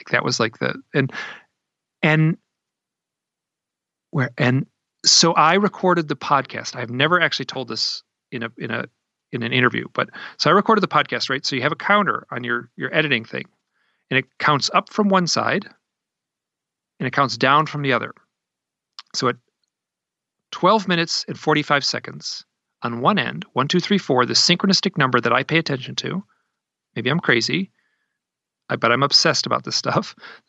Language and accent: English; Idaho, United States; Like, I'm from Idaho, right?